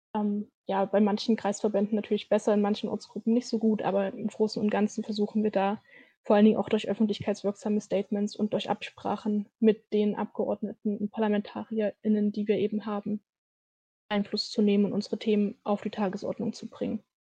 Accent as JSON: {"language": "German", "area": "near Pößneck", "region": "eastern Thuringia", "country": "Germany", "tie": "born or raised there", "lives_now": "Weimar, Germany", "said": "ich komme tatsächlich nicht direkt aus Pößnick, sondern aus Kolpa. Das ist so ein 1000 dorf ganz in der Nähe."}